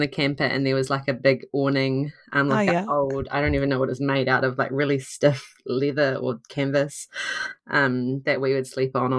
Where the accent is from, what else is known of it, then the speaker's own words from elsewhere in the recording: Southland, New Zealand; I currently live in Invercargill, and I grew up actually only an hour's drive from here towards Tiano.